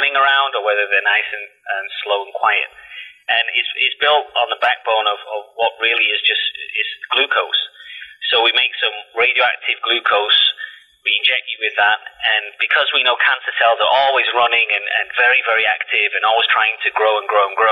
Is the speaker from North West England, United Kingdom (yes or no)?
yes; Salford, North West England, United Kingdom; moved away; you'll have to excuse my accent because, you know, I was born and bred in Salford in Manchester